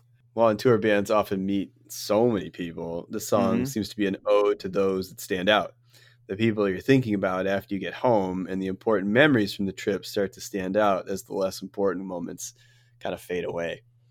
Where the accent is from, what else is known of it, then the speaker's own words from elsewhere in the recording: Massachusetts, United States; we're from Massachusetts.